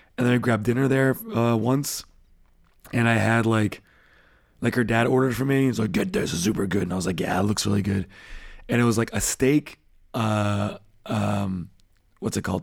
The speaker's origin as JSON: {"language": "English", "country": "United States", "moved": "yes", "lives_now": "Germany", "said": "as an American"}